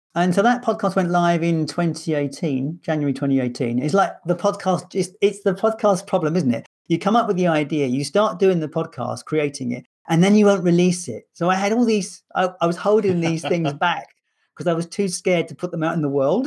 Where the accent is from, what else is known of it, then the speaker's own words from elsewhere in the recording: London, United Kingdom; moved away as an adult; now in Scotland, United Kingdom; I'm a Londoner in Scotland